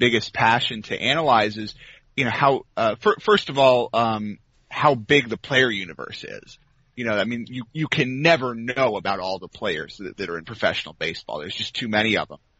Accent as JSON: {"language": "English", "town": "Washington", "region": "District of Columbia", "country": "United States", "moved": "as an adult", "lives_now": "North Carolina, United States", "said": "I am from the D.C. area. Huh. I live in North Carolina now"}